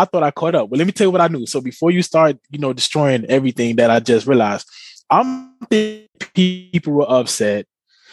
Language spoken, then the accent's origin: English; United States; We're American here